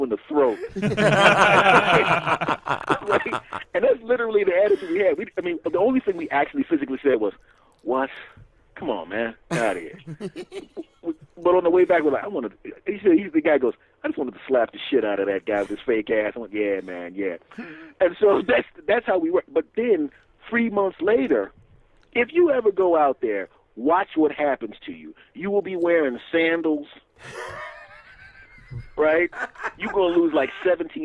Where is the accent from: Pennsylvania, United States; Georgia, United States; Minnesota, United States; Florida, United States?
Pennsylvania, United States; Philadelphia; we're both from Philly, tough areas